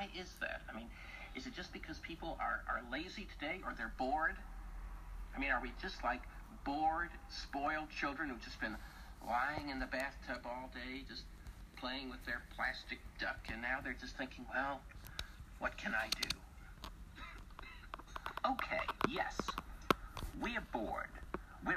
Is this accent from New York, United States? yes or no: yes; New York, United States; New York